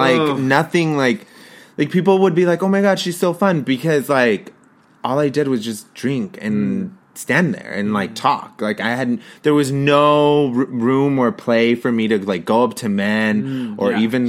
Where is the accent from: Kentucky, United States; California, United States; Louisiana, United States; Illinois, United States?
California, United States; Los Angeles; this was my experience of growing up in Los Angeles